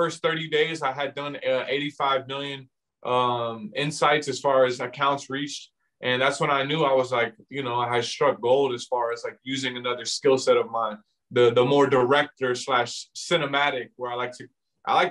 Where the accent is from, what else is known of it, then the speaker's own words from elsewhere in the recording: Virginia, United States; I'm from Virginia